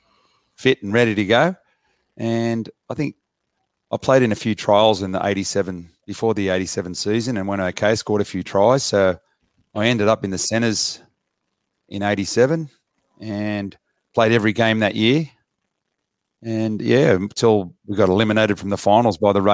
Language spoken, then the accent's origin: English; Botany, New South Wales, Australia; I was born in Botany, in the heartland of Rabbitohs territory